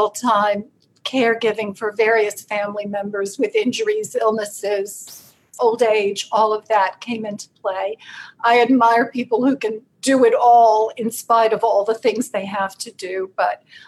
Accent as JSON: {"language": "English", "town": "Fort Worth", "region": "Texas", "country": "United States", "tie": "born or raised there", "also_born_or_lived": "Austin, Texas / Houston, Texas", "moved": "as an adult", "lives_now": "North Carolina, United States", "said": "I was born in Fort Worth, went to college in Austin, and lived most of my life in Houston"}